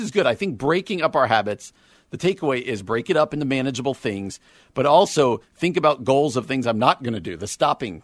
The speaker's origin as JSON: {"language": "English", "region": "East Coast", "country": "United States", "moved": "yes", "lives_now": "Midwest, United States", "said": "I'm from the East Coast"}